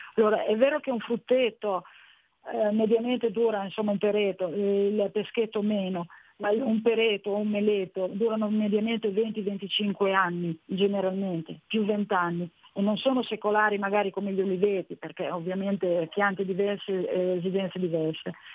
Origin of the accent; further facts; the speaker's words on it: Bologna / Modena, Emilia-Romagna, Italy; ho l'anima modenese, sono mezzo bolognese, mezzo modenese